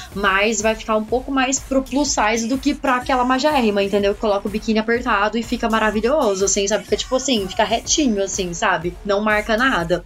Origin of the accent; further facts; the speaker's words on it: Pindamonhangaba, São Paulo, Brazil; moved away; quando eu morava lá em Pinda, né, que eu sou de Pindamonhangaba, né, interior de São Paulo